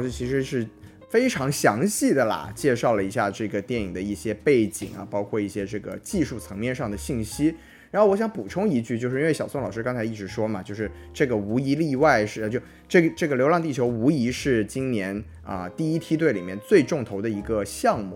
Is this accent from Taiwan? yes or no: no; China; 咱们是中国人好吗